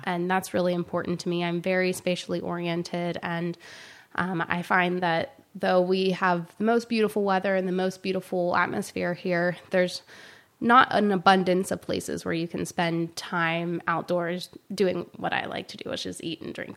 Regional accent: South Carolina, United States; now in San Luis Obispo, United States; I grew up in South Carolina

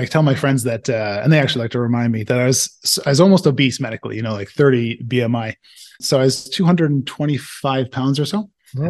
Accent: Toronto, Ontario, Canada; moved away as an adult; also born or lived in Nova Scotia; now in Slovenia; from Toronto

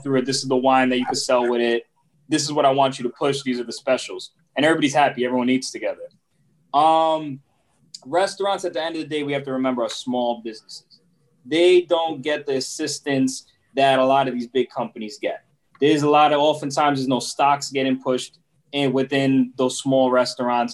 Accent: New York City, New York, United States; first language Spanish; English is a second language; moved away as an adult; also born or lived in Puerto Rico (ancestry); now in North Carolina, United States; First generation here that educated here in New York City

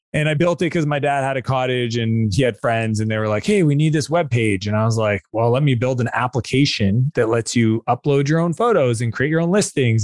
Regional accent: Canada; I'm Canadian

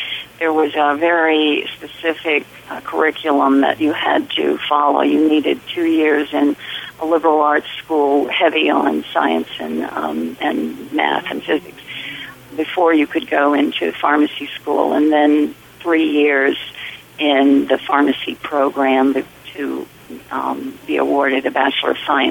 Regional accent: Nicholasville, Kentucky, United States; my brother was born in March of 1946, and we grew up there in Nicholasville.

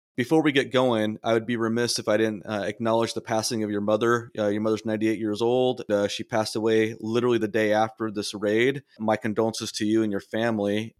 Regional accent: Southern California, United States; I grew up in Southern California. I'm a California native

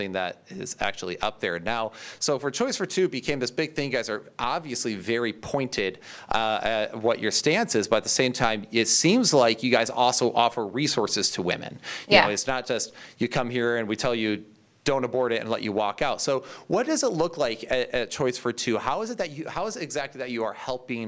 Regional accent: United States; also born or lived in Michigan; I'm an American

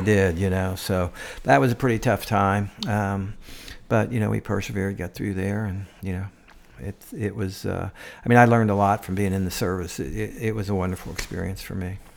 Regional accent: Cincinnati, Ohio, United States; also born or lived in Central Virginia; now in Johnson City, United States; I'm from Cincinnati

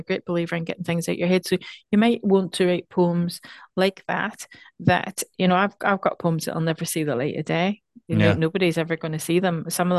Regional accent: Ireland; I mean, I'm from Ireland.

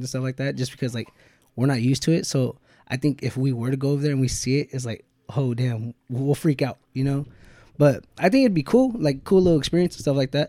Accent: United States; being American

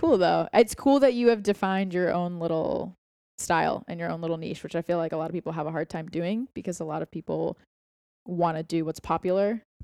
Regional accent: Boston, Massachusetts, United States; moved away as an adult; now in Austin, United States; we're both from Boston

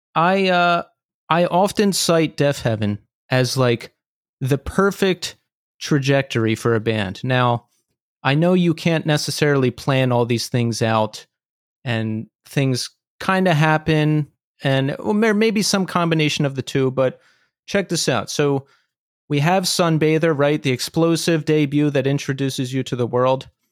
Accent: Philadelphia, Pennsylvania, United States; now in New York, United States; I'm from Philadelphia ori- originally

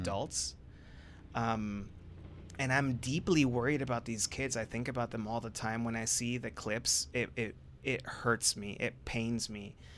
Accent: Orange County, California, United States; I am originally from Orange County, which, by the way, y'all, is not what you see on T V. I grew up, I grew up middle class

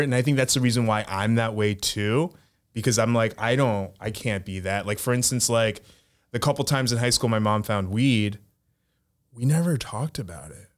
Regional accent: United States; we grew up in America

